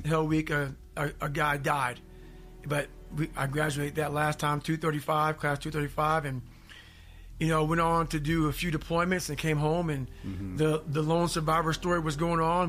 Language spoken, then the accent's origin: English; Indiana, United States; also born or lived in Buffalo, New York; I grew up in a small town called, you know, in, in, in Indiana